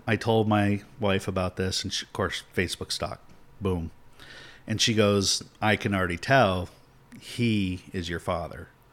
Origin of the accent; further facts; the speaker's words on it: Tampa, Florida, United States; I was born in Tampa.